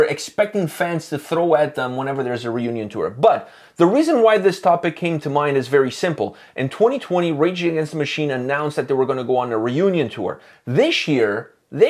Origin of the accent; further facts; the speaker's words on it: Canada; we're Canadian